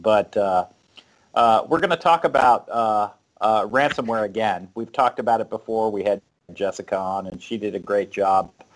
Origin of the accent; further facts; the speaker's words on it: South Florida, United States; moved away as an adult; also born or lived in North Carolina; I'm from South Florida, and uh, the first, first time I ever saw snow was like when I moved to North Carolina. I was probably 22, 23 years old